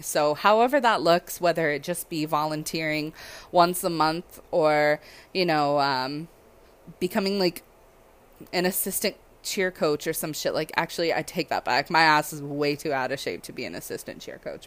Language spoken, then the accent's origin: English; Southern California, United States; now in Hawaii, United States; I'm from SoCal